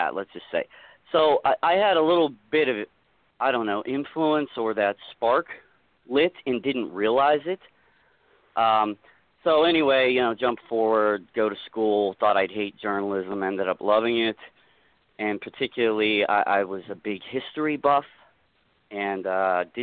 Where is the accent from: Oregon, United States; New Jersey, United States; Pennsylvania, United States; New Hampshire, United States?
Pennsylvania, United States; Pittsburgh; I'm from Pittsburgh area